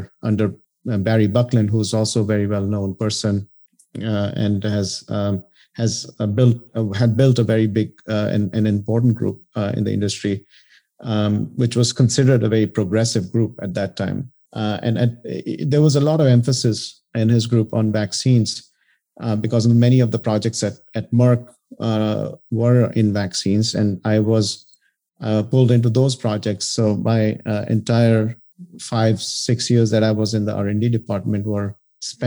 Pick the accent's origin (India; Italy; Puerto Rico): India; moved away as an adult; now in United States; I came to the U.S. In 1987 after getting a bachelor's in chemical engineering in India